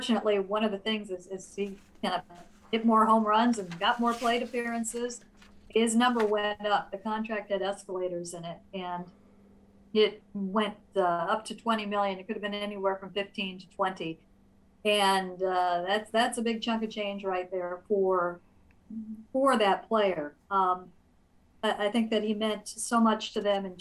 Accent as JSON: {"language": "English", "region": "Illinois", "country": "United States", "tie": "born or raised there", "moved": "yes", "said": "I grew up mostly in Illinois."}